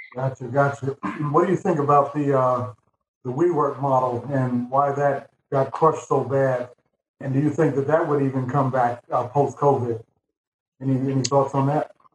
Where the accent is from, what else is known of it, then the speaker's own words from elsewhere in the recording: New York City, New York, United States; I grew up in Manhattan